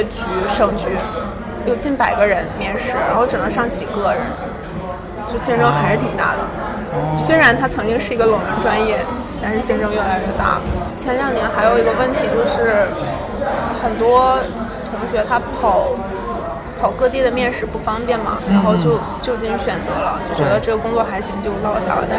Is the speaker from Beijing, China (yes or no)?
no; Liaoning, China; 我是辽宁人。